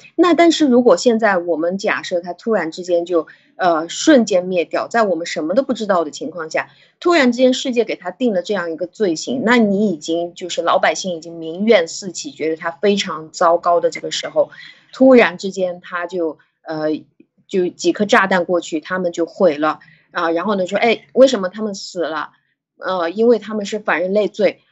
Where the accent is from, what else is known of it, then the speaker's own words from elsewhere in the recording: China; 我们中国人